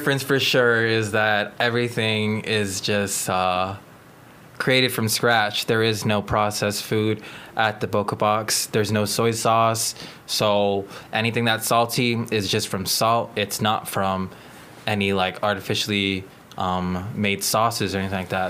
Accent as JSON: {"language": "English", "country": "Guam", "tie": "born or raised there", "said": "I am full Filipino. Growing up, my parents are both from the Philippines, and they came to Guam."}